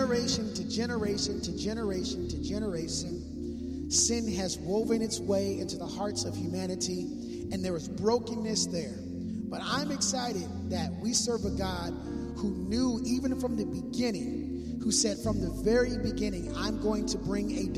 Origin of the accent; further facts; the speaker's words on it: Minneapolis, Minnesota, United States; now in West Coast, United States; I'm from Minneapolis, Minnesota, so I don't have as thick blood as I used